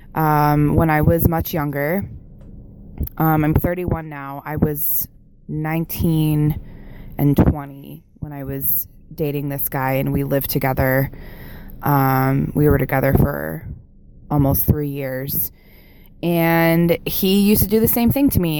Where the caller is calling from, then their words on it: Buffalo, New York, United States; calling from Buffalo, New York